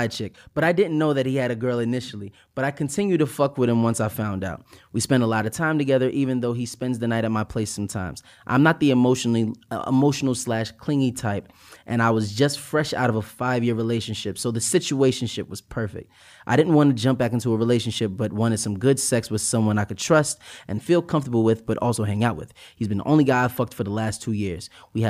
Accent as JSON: {"language": "English", "region": "East Coast", "country": "United States", "tie": "born or raised there", "lives_now": "Dallas, United States", "said": "I was raised on the East Coast and live a different lifestyle than her. We reside in Dallas."}